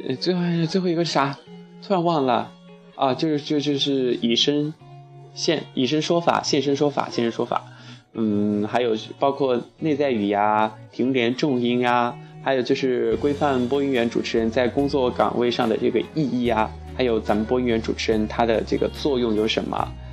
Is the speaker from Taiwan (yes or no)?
no; Chongqing, China; 回到我的家乡重庆